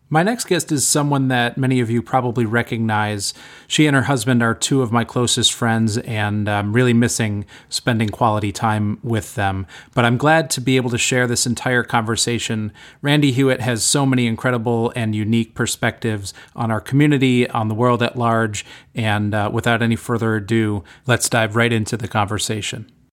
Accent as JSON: {"language": "English", "town": "Corning", "region": "New York", "country": "United States", "tie": "born or raised there", "said": "proud to call Corning my hometown"}